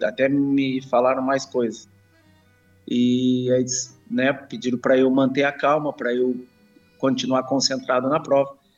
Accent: Rio Grande do Sul, Brazil; eu sou oriundo do campo, sou, sou gaúcho, uh, sou oriundo do campo.

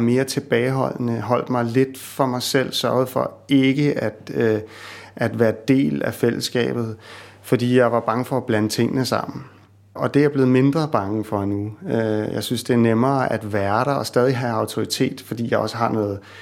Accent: Copenhagen, Capital Region of Denmark, Denmark; moved away; jeg er sådan en københavner, ikke?

